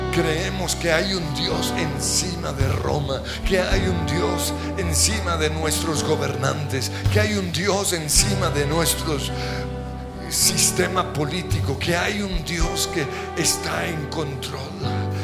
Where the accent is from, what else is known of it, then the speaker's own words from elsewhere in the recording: Colombia; Somos colombianos